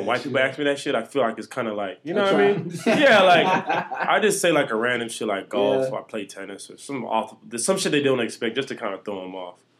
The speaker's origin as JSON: {"language": "English", "country": "Jamaica", "said": "I'm a Jamaican nigga. We dance punk."}